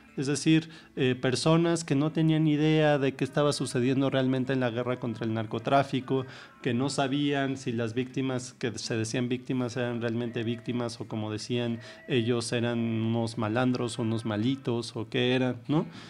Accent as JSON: {"language": "Spanish", "region": "Mexico City", "country": "Mexico", "tie": "born or raised there", "said": "yo nací ya en la Ciudad de México"}